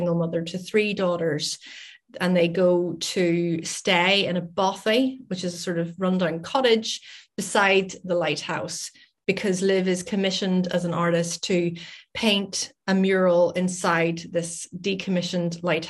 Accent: Northern Ireland, United Kingdom; moved away as an adult; now in Scotland, United Kingdom; I live in Scotland, but I'm originally from Northern Ireland, hence my accent.

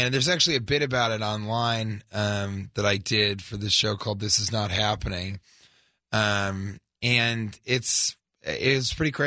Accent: Denver, Colorado, United States; also born or lived in Los Angeles; now in New York, United States; I'm from Denver

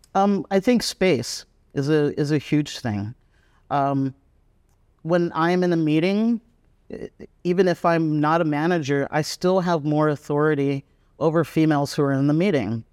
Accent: United States; moved away as an adult; also born or lived in San Francisco; now in Vietnam; I'm American

